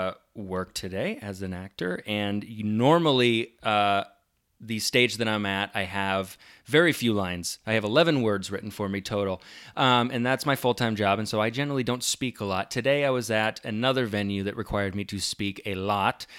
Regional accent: Nebraska, United States; I'm from Nebraska

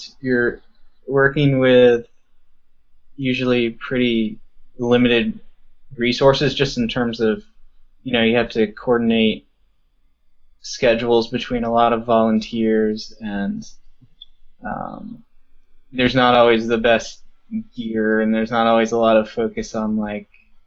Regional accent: Baltimore, Maryland, United States; now in Northern Virginia, United States; we were born and raised in Baltimore, Maryland. Right now... I live in Northern Virginia, just outside of D.C.

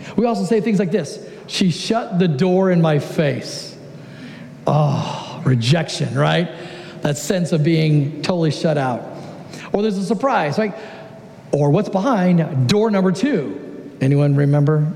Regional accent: Southern California, United States; moved away as an adult; now in Oregon, United States; I am originally from Southern California, but for the last 13 years, I've had the great joy of living in Oregon.

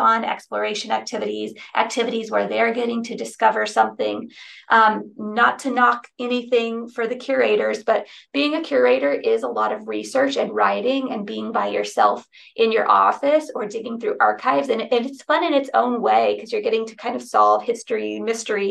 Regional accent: United States; also born or lived in Texas / New Mexico / North Carolina; now in Austin, United States; I'm from Texas and New Mexico and all my family's here.

